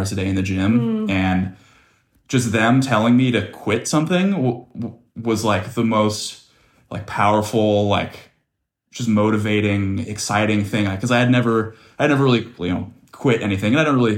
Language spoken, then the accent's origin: English; Dana Point, California, United States; I grew up in Dana Point, California, which is in southern Orange County